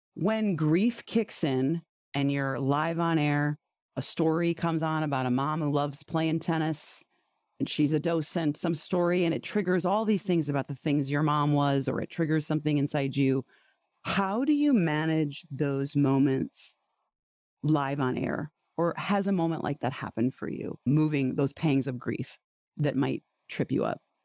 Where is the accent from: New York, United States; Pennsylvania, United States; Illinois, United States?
Illinois, United States; Wheaton; I grew up in Wheaton, most churches per square mile